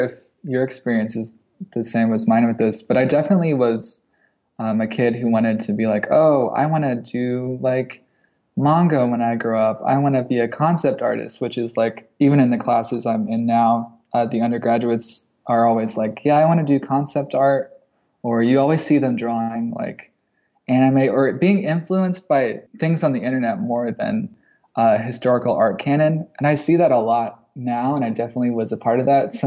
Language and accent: English; rural Nebraska, United States; now in Eugene, United States; I grew up in rural Nebraska